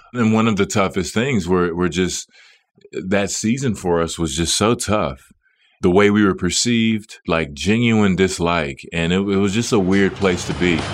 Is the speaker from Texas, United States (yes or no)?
yes; Dallas, Texas, United States; moved away as an adult; it was my hometown